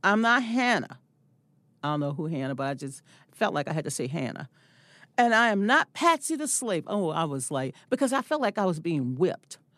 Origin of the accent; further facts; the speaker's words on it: the South, United States; I'm from the South